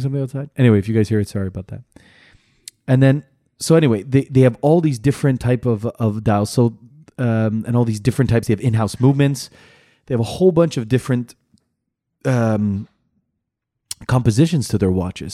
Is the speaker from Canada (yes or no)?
yes; Canada; I'm Canadian.